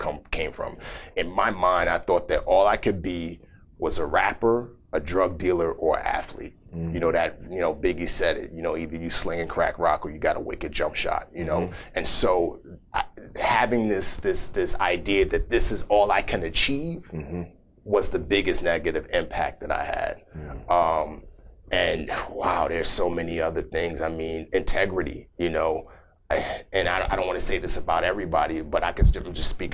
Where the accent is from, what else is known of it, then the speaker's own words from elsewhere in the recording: New York City, New York, United States; moved away as an adult; also born or lived in Africa; growing up in the Bronx